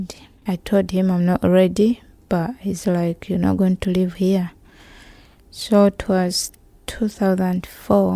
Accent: Uganda; moved away as an adult; now in United Kingdom; I'm from Uganda. I came to UK in 2013, November. I left Uganda because of my sexuality

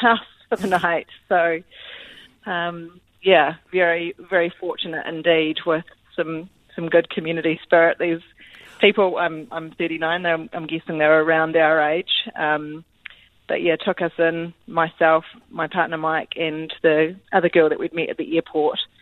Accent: Christchurch, Canterbury, New Zealand; I'm actually from Christchurch

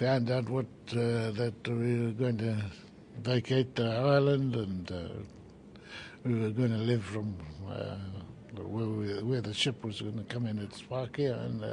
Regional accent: Whakatane, Bay of Plenty, New Zealand; I was born in Whakatane

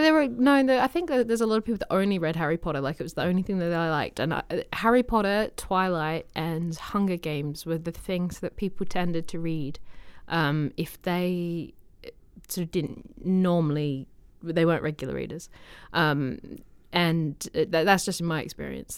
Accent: Australia; moved away; I'm from Australia

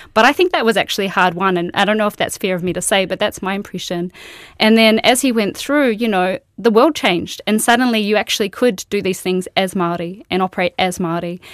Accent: Queensland, Australia; moved away as an adult; now in New Zealand; I grew up in Australia and I went to architecture school there

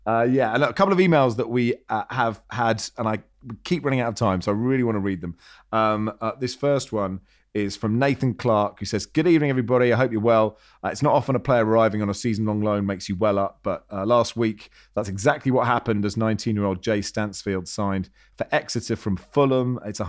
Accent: Hong Kong; Growing up in Hong Kong, she let me get up in the middle of the night to watch the 1981 FA Cup final between Manchester City and Spurs.

